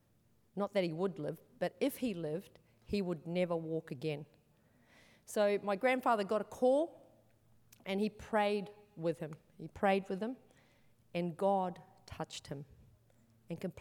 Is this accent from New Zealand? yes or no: yes; New Zealand; now in Australia; I'm from New Zealand originally. I've been in Australia for a long time though, but I'm from New Zealand